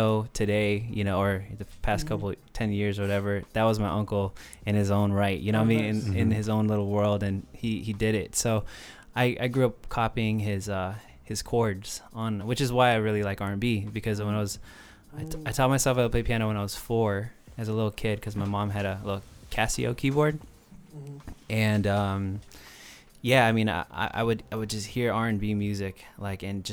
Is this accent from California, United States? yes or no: yes; San Francisco, California, United States; Born and raised, San Francisco all day, Bernal Heights to be exact